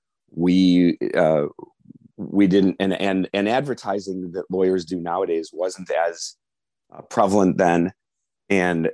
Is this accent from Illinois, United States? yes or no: yes; North Shore, Illinois, United States; growing up in the North Shore, going to U of I, then coming back, I went to Kent Law School